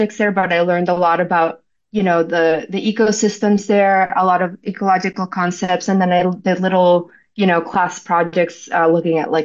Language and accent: English; Venezuela; also born or lived in Florida, United States; now in Hawaii, United States; I'm from Venezuela originally. So my parents and I, we grew up going to the beach all the time